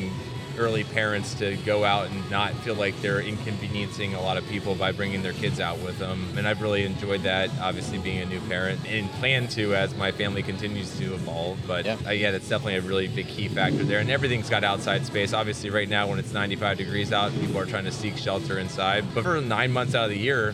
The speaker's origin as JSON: {"language": "English", "region": "Northeast Ohio", "country": "United States", "tie": "born or raised there", "moved": "as an adult", "lives_now": "Charlotte, United States", "said": "When we grew up in Northeast Ohio"}